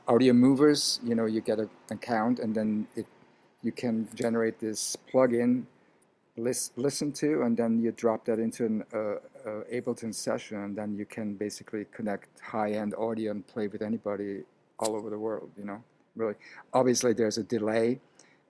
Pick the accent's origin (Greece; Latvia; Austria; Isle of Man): Austria; Vienna; now in New York City, United States; I was born in Vienna, Austria, to a Hungarian father, Austrian mom